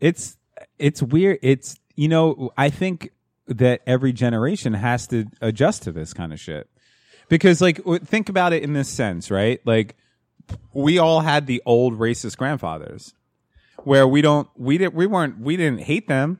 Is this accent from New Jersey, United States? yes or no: yes; New Jersey, United States; growing up in New Jersey